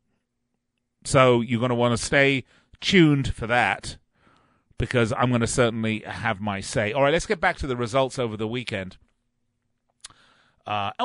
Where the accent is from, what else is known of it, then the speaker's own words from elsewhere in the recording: England, United Kingdom; growing up in England